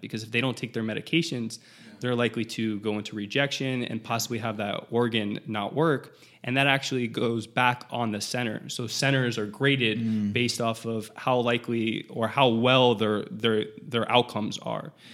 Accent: South Florida, United States; I'm from South Florida

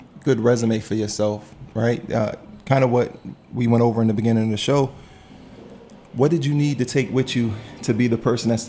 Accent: Prince George's County, Maryland, United States; I grew up in PG County and I feel like it's a very unique place.

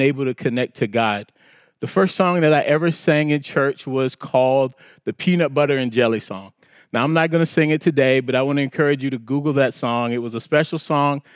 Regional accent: South Carolina Low Country, United States; moved away; I was raised in South Carolina in the Low Country

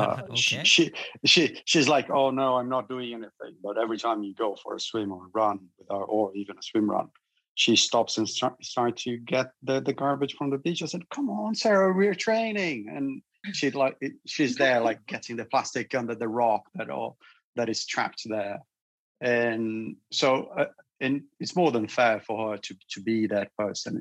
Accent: Brazil; moved away as an adult; now in United Kingdom; I come from Brazil as well. And I come from a city

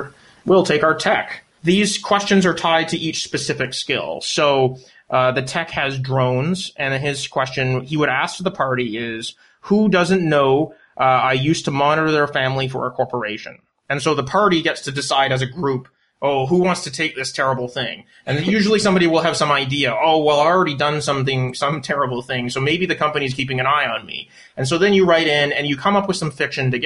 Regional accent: Canada; I'm Canadian.

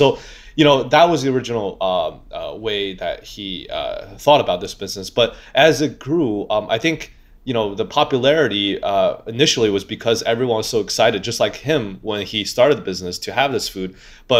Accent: Xi'an, Shaanxi, China; now in New York, United States; I'm very proud of our my hometown city because, well, you know, besides New York is my hometown now, but my old home, it's the ancient capital of China.

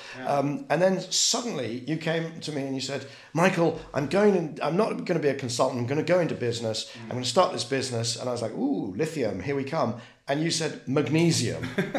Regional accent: United Kingdom; I'm going to say aluminium because I'm British.

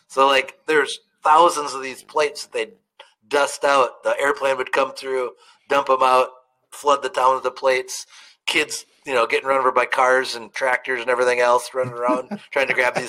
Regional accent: Spring Valley, Wisconsin, United States; We all know that I'm from Wisconsin, right? And the little town that I went to school was Spring Valley, Wisconsin, okay?

